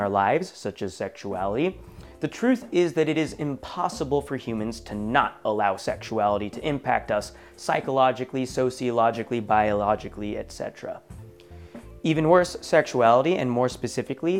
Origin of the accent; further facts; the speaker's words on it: Oregon, United States; my home state of Oregon